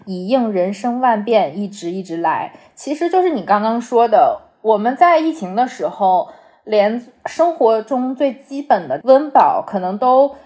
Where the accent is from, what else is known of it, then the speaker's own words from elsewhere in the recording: North China, China; 我从小生活在华北地区